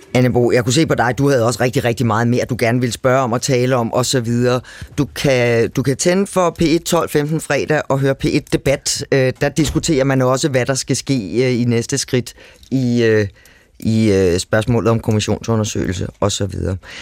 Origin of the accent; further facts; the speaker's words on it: Copenhagen area, Capital Region of Denmark, Denmark; Jeg stammer fra Københavnsområdet